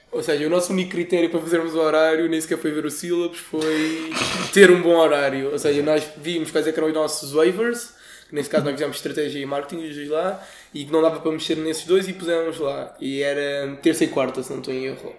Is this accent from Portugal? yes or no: yes; Portugal; nós como somos portugueses